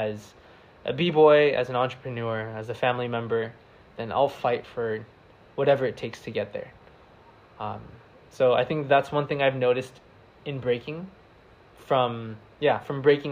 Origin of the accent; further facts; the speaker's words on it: United States; accent: American; now in San Diego, United States; my American accent